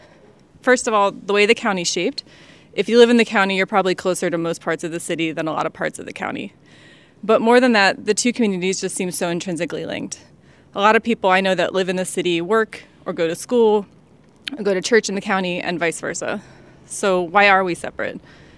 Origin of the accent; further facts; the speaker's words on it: Towson, Maryland, United States; now in Baltimore, United States; I've lived in the Baltimore area my whole life. I live in the city now, but I grew up in Towson.